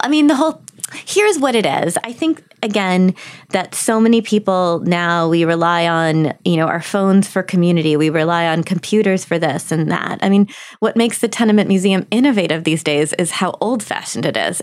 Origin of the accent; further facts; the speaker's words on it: Milwaukee, Wisconsin, United States; I grew up in Milwaukee